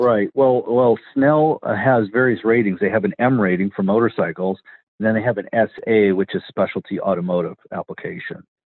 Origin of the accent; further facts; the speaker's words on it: Wisconsin, United States; moved away; I'm from Wisconsin originally too, so that's uh, Badger State